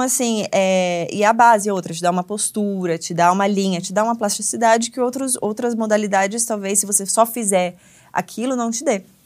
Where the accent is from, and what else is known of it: Brazil; also born or lived in United States; now in Berlin, Germany